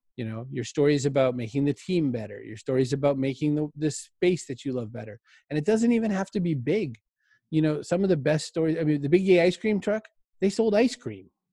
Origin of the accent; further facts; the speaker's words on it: Maine, United States; I grew up in Maine.